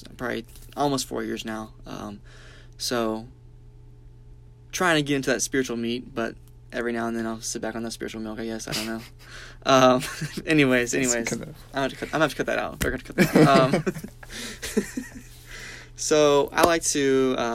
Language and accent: English; Birmingham, Alabama, United States; I grew up in Birmingham, Alabama